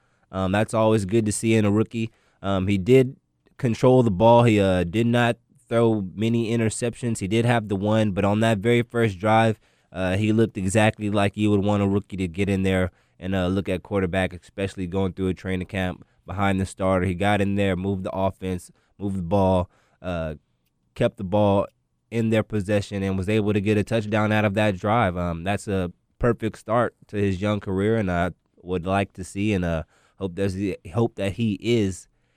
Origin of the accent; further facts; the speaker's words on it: Waco, Texas, United States; I'm also a Waco native myself. I was born in Waco